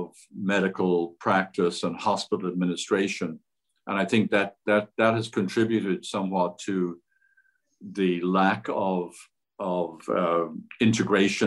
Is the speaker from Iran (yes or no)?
no; Ireland; also born or lived in Cleveland; now in United States; I grew up in Ireland